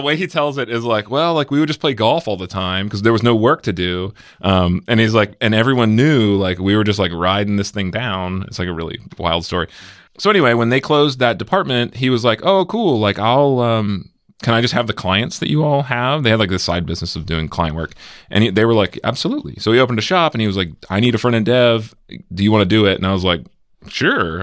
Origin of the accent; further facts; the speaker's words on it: Severna Park, Maryland, United States; moved away as an adult; now in Bay Area, United States; I grew up in Maryland